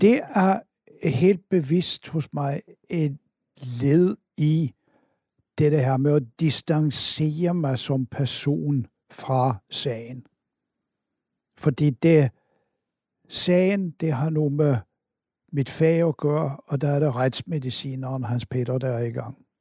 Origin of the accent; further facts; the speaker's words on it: Oslo, Norway; moved away as an adult; now in Denmark; Jeg kommer oprindeligt fra Oslo, øh, og jeg blev øh, student deroppe